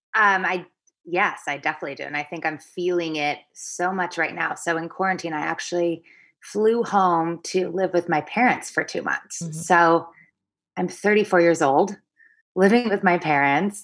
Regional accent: Seattle, Washington, United States; moved away as an adult; now in New York City, United States; I'm from Seattle

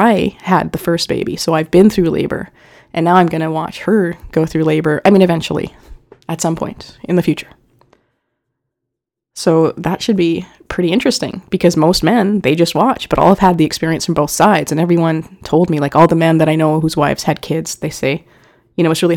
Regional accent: Winnipeg, Manitoba, Canada; we're from Winnipeg

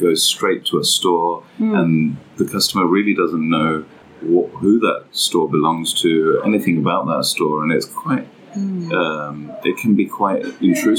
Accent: London, United Kingdom; Born and raised in London

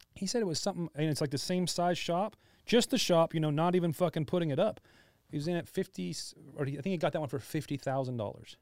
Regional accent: Hesperia, California, United States; also born or lived in Costa Mesa / Fullerton; now in Riverside, United States; I'm from Asperia, small fucking place. I've lived there my whole fucking life till I was like thirty.

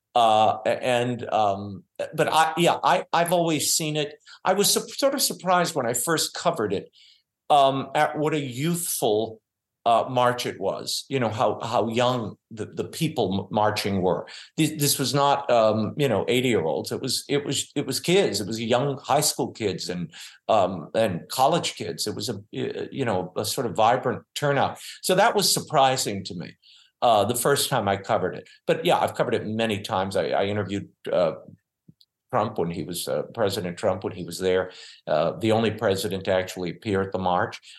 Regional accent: New Orleans, Louisiana, United States; I grew up in New Orleans

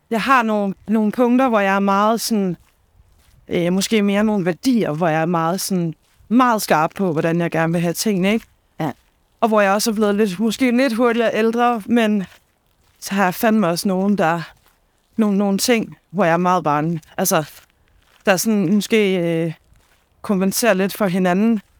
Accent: Copenhagen, Capital Region of Denmark, Denmark; nu er det ikke, fordi jeg kommer fra Danmarks største

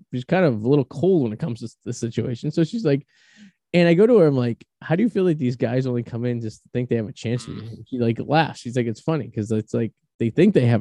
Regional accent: Boston, Massachusetts, United States; accent: Bostonian; my Bostonian charm and my accent and my persona

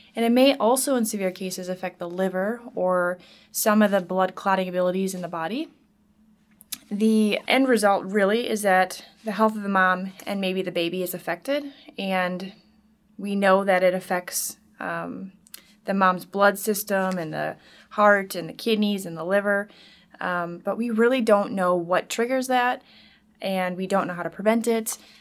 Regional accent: Wisconsin, United States; moved away as an adult; also born or lived in Minnesota; I'm originally from Wisconsin, and I lived here th, uh, through high school

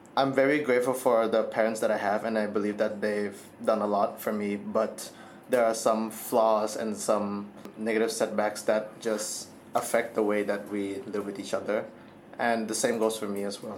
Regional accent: Thailand; my entire life I've been born and raised in Thailand.

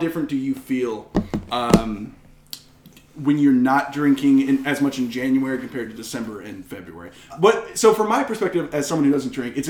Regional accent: Washington, District of Columbia, United States; I grew up in Chocolate City

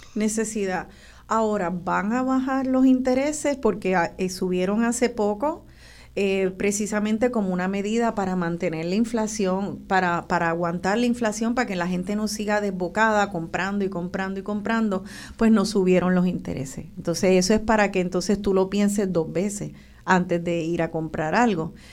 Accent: Puerto Rico; como boricua

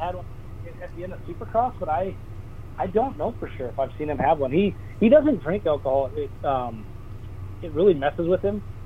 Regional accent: Millville, Minnesota, United States; That's my hometown race

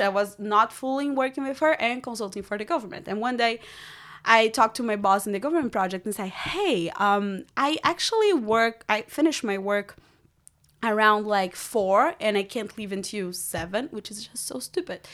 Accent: Brazil; English is a second language; also born or lived in Rio de Janeiro; now in United States; I grew up in Brazil

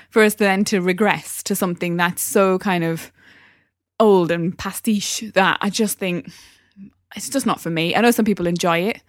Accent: Newcastle upon Tyne, North East England, United Kingdom; accent: Geordie; moved away; I'm from Newcastle

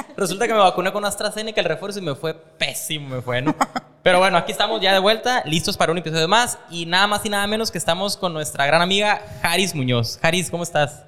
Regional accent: Culiacán, Sinaloa, Mexico; Yo soy de Culiacán

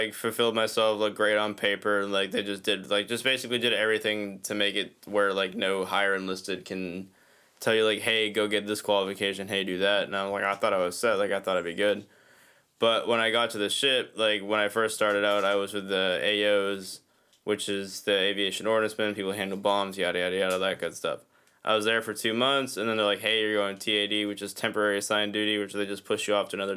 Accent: New Hampshire, United States; accent: Boston; also born or lived in Boston, Massachusetts; New Hampshire, but I just tell people Boston because that's like where I was born. That's where my accent comes from.

